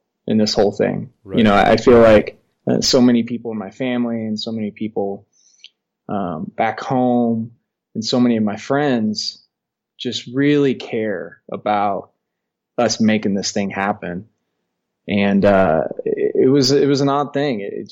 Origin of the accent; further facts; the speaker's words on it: Southern Indiana, United States; moved away as an adult; now in Colorado, United States; I'm originally from Indiana, Southern Indiana